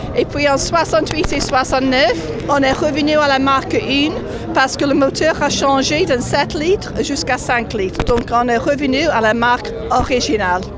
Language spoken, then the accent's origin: French; England, United Kingdom; je suis anglaise